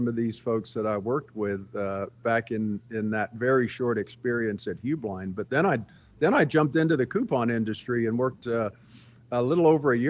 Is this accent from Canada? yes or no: no; England, United Kingdom; born there; But I was born in England, outside of the military base that my father was stationed at. In fact, my brother and I were both born in England.